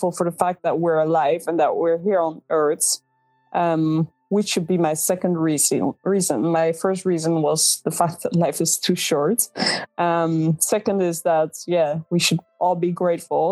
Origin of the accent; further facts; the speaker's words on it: Netherlands; English is a second language; I was born and raised in the Netherlands. So yes, English is not my native language.